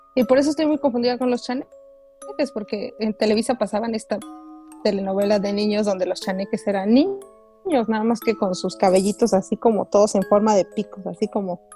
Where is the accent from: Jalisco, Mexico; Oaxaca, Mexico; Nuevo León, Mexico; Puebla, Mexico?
Oaxaca, Mexico; yo nací en Oaxaca